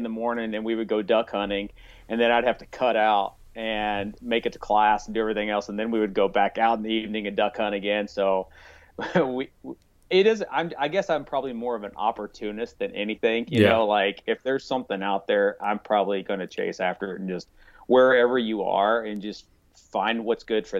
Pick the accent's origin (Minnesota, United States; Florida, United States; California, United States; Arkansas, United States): Arkansas, United States; Mountain Home; moved away as an adult; also born or lived in Atlanta, Georgia; now in Howell, United States; I'm originally from Arkansas. So I'm born and raised in the Ozark Mountains of Arkansas. So mountain home is where I'm originally from. And then I lived, oh gosh, up until my early 30s. I lived in Northwest Arkansas, for about 10 years.